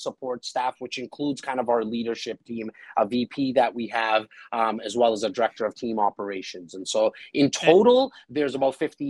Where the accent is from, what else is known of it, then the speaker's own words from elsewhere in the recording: India; Hey, I'm Indian. We generally age quite well.